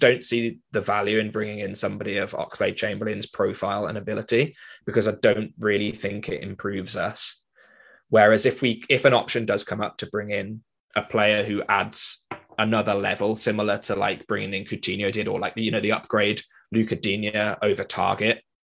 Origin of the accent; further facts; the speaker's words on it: Wales, United Kingdom; as a Welshman